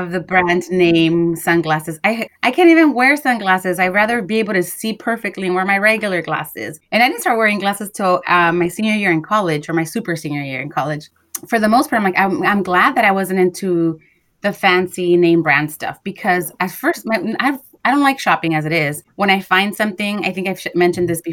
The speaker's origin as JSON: {"language": "English", "town": "Los Angeles", "region": "California", "country": "United States", "tie": "born or raised there", "said": "We're both girls from Watts, went to private schools"}